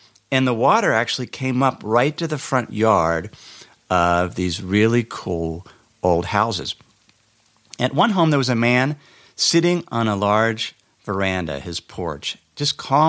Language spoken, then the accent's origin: English; Cincinnati, Ohio, United States; Last week, I went back to my hometown in Cincinnati, Ohio, for my mother's 75th birthday party.